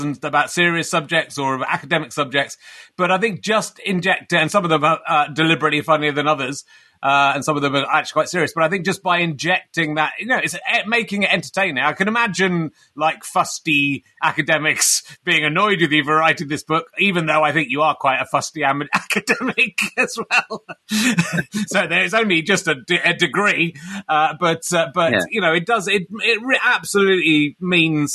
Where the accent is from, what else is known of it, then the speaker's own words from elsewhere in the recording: Pocklington, Yorkshire and the Humber, United Kingdom; I'm from Pocklington, which is near York